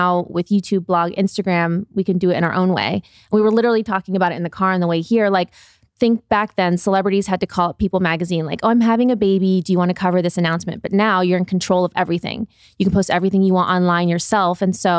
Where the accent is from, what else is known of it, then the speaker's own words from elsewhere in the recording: Midwest, United States; So we're both from the Midwest, Ohio and Michigan.